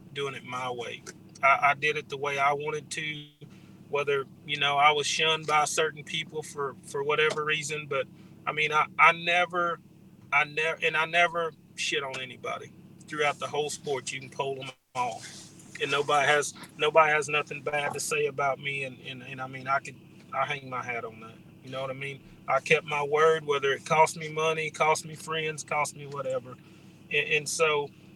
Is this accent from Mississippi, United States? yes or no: no; Cypress, Texas, United States; Around home where I grew up at in Cypress